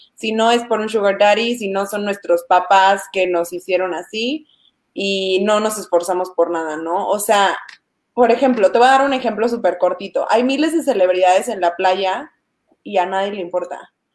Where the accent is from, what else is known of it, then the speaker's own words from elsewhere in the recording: Chiapas, Mexico; a mí me encanta decir que soy de Chiapas